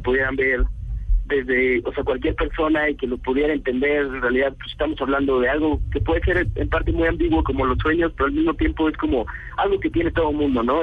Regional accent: Mexico City, Mexico; somos de México, del DF, de la capital

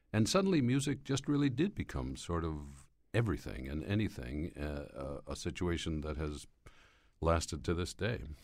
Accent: Schenectady, New York, United States; moved away; my hometown of Schenectady, New York

